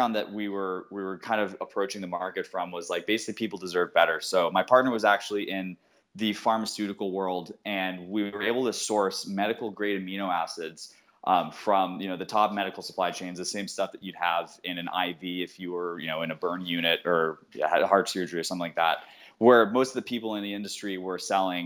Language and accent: English; outside of Worcester, Massachusetts, United States; I grew up in Massachusetts, outside of Worcester